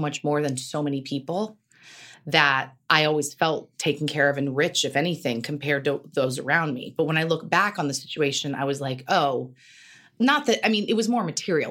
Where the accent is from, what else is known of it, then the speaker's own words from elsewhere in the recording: Carmel, California, United States; also born or lived in New York; now in Los Angeles, United States; I grew up in Carmel